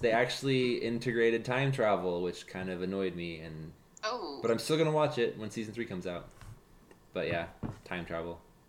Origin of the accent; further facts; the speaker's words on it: Utah, United States; moved away; No, I grew up in Mormon country.